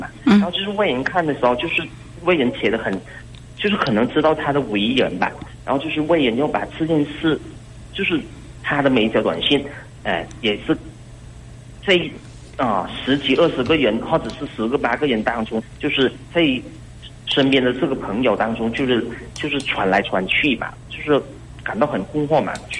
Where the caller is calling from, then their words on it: Hainan, China; 我是从海南那边打来的吧？